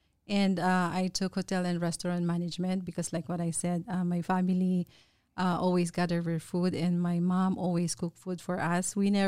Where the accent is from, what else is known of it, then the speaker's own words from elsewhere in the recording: Philippines; But anyway, so I born and raised in Philippines, and I grew up with a family who always cook and gather together over the food.